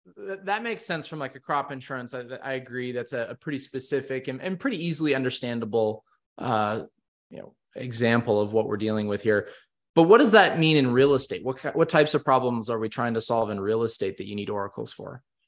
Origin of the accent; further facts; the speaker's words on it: West Coast, United States; growing up on the West Coast